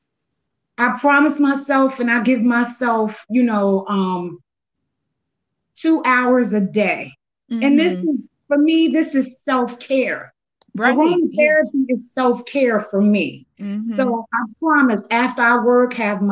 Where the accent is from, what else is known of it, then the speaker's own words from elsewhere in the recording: Paterson, New Jersey, United States; I'm from Paterson, New Jersey